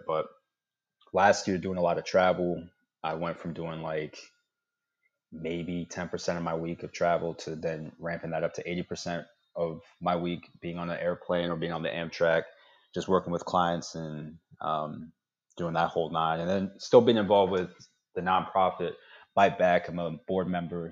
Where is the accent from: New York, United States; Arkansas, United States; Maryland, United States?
Maryland, United States; Fort Washington; I'm from Fort Washington from way back when